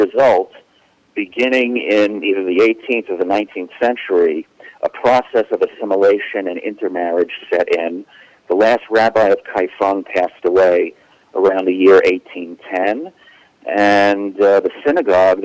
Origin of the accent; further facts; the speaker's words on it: the New York area, United States; now in Israel; Growing up in the New York area